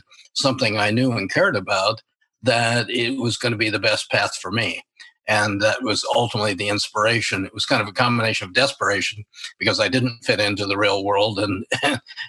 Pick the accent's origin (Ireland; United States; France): United States; Spokane, Washington; I was born and raised in Spokane, Washington